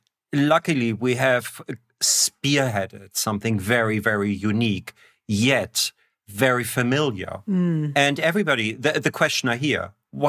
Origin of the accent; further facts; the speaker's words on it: Germany; I'm coming from the Northern Hemisphere, and from Germany, where it's always minus 10 or 15 in the winter. There's no cacao plant anywhere near there.